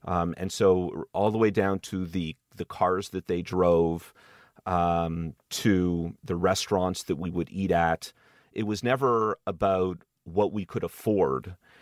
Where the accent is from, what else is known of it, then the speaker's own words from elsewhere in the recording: Montreal, Quebec, Canada; moved away; I grew up in Montreal